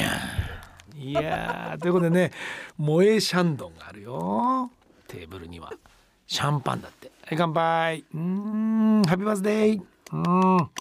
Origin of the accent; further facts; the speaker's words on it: Sapporo, Hokkaido, Japan; also born or lived in Kushiro; 北海道人で釧路生まれ札幌育ち